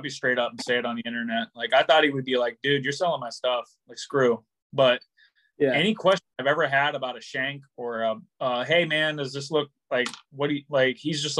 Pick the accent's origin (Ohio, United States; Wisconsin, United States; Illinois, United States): Ohio, United States; Cincinnati; now in Rhode Island, United States; I'm from Cincinnati, so I grew up like bass fishing